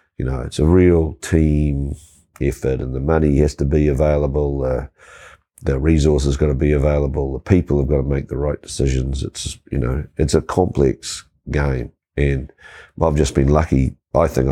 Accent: New Zealand; So I grew up here

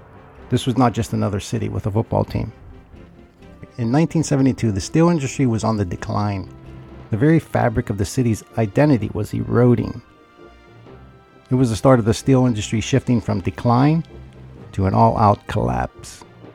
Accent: Pittsburgh, Pennsylvania, United States; my hometown city

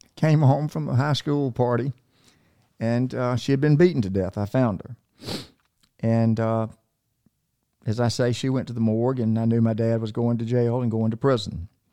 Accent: Macon, Georgia, United States; also born or lived in North Carolina; we moved from North Carolina when I was three to Macon, Georgia

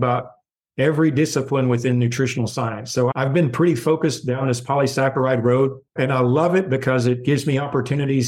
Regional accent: the South, United States; growing up as a Southerner

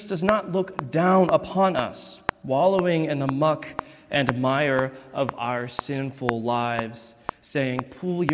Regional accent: East Texas, United States; moved away; I am from East Texas, a fact that I am very, very proud of.

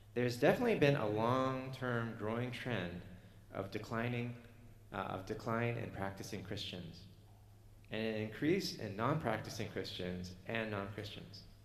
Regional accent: Canada; I'm Canadian

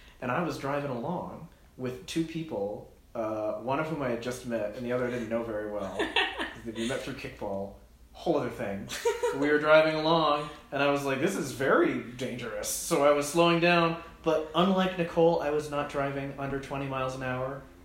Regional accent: New Hampshire, United States; I grew up in New Hampshire

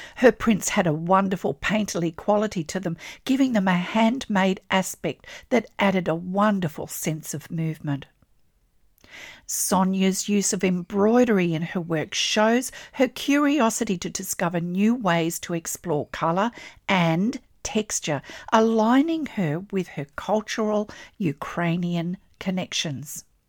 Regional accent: Australia; I'm an Australian textile artist

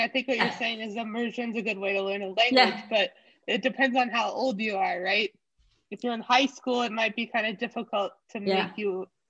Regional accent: Arizona, United States; I'm from Arizona, so we run air conditioning pretty much year round.

